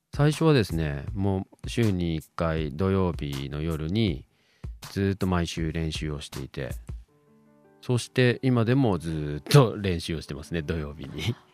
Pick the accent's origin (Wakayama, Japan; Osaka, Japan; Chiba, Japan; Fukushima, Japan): Chiba, Japan; moved away as an adult; also born or lived in Indonesia / Australia; now in Sendai, Japan; 出身は千葉シーンになります